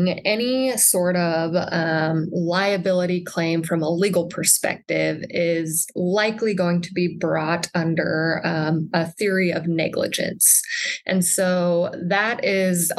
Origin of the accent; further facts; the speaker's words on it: Sand Hills of Nebraska, United States; also born or lived in Chadron, Nebraska; now in Lincoln, United States; I grew up in the Sand Hills of Nebraska